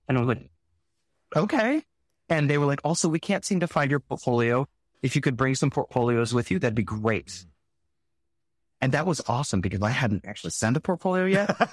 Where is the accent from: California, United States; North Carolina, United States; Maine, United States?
California, United States; Salinas; I grew up in Salinas, California.